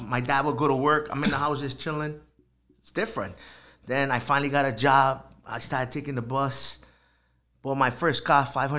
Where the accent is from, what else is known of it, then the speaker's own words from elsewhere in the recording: Trinidad & Tobago; moved away as an adult; now in Rhode Island, United States; I was born in Trinidad. I went to high school, finished high school there.